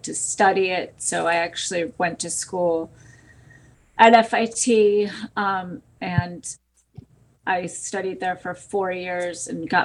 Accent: Connecticut, United States; moved away; also born or lived in New York City; Originally, I am from Connecticut

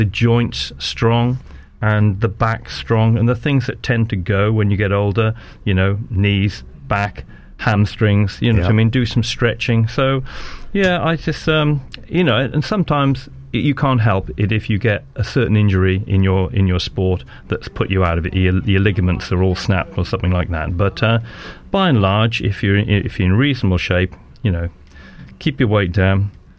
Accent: Wales, United Kingdom; moved away; also born or lived in Dorking, Surrey / Malvern; I'm a Welshman, but I played for the English public schools representative side

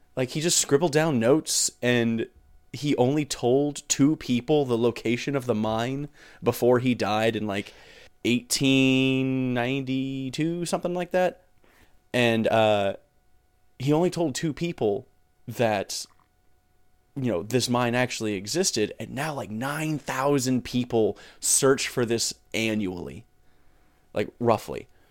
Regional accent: northern South Carolina, United States; I grew up in the northern part of South Carolina

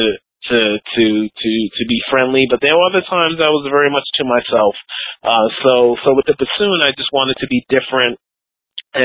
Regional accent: New York City, New York, United States; also born or lived in Manhattan; I'm from New York City. Born and raised in New York City, and I live in New York now. So definitely, it's been a great journey being a native New Yorker and born in Manhattan, raised in Queens

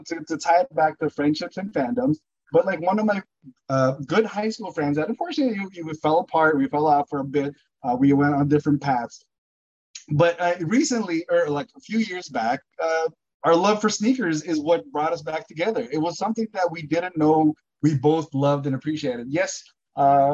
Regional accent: Burbank, California, United States; growing up in Burbank.

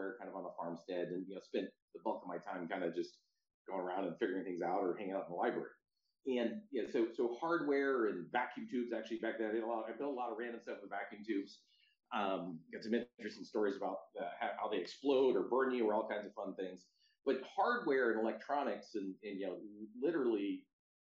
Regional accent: Stanwood, Washington, United States; moved away as an adult; also born or lived in Seattle, Washington; now in San Francisco, United States; I grew up in outside of a town called Stanwood, Washington, and then I moved to Seattle a bit later

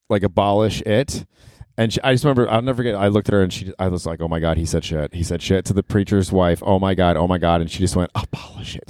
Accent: Florida, United States; also born or lived in Ohio; we're from Ohio, but I grew up in Florida

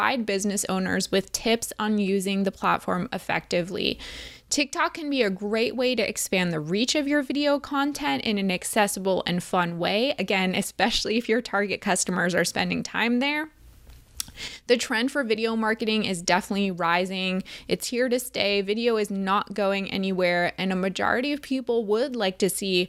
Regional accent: New Jersey, United States; We were both born and raised in New Jersey

